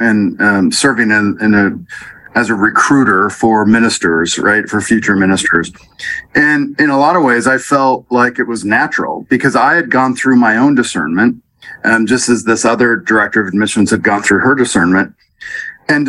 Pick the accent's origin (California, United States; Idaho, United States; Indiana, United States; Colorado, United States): Colorado, United States; Laporte; now in Louisville, United States; I grew up in Colorado in a small church, LaPorte United Presbyterian Church